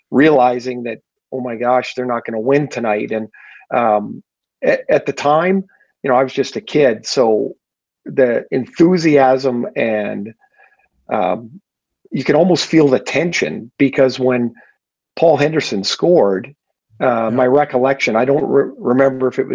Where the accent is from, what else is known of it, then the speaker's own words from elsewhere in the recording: Trail, British Columbia, Canada; I'm from Trail, BC